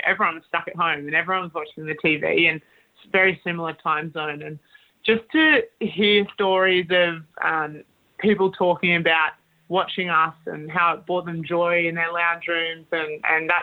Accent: Australia; as Aussie athletes, we are given Australian pins

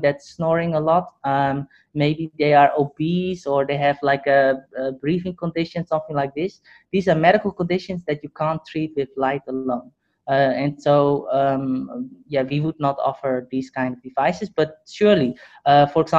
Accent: Netherlands; moved away; also born or lived in Hong Kong; I grew up in the Netherlands.

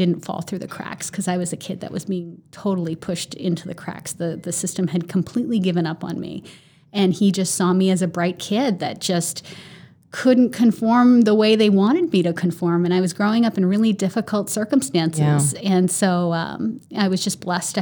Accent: Boston, Massachusetts, United States; growing up in the Boston area

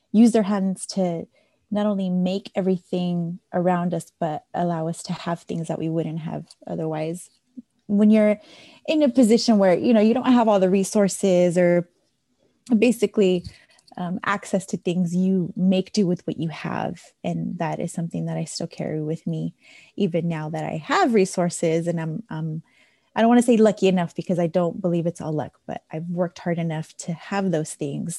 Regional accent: San Jose, California, United States; I was born and raised in San Jose, California, which is in the Bay Area, Northern California

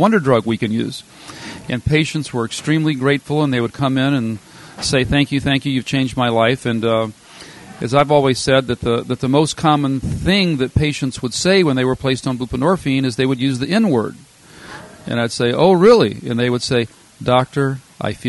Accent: Louisiana, United States; moved away as an adult; also born or lived in Minnesota; now in Wisconsin, United States; I'm a Louisiana native

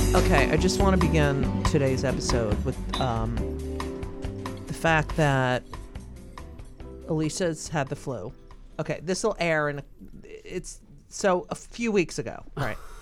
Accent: Clark, New Jersey, United States; moved away; that's where I grew up

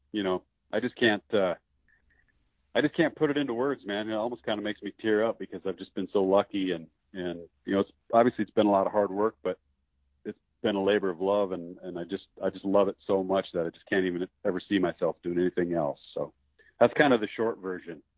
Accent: Spearfish, South Dakota, United States; also born or lived in Alaska / Sundance, Wyoming; around my hometown of Spearfish, South Dakota

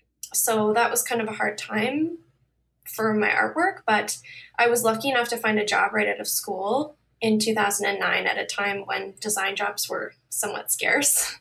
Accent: Toronto, Ontario, Canada; I'm from Toronto, Ontario, Canada

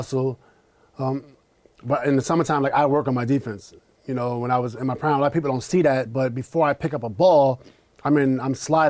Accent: Queens, New York, United States; We're both from New York.

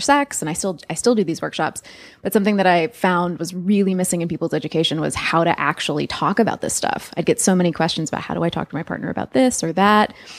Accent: California, United States; also born or lived in Australia; now in New York, United States; we grew up in California, but now live in New York

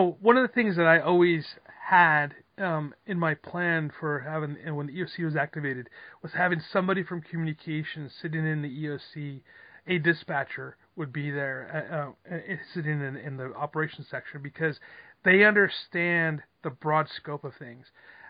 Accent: New York, United States; now in Southern California, United States; I'm from New York originally

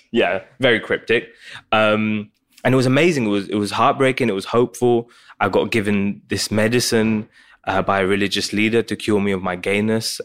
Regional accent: Essex, East of England, United Kingdom; also born or lived in Pakistan; growing up in, in Essex, in England

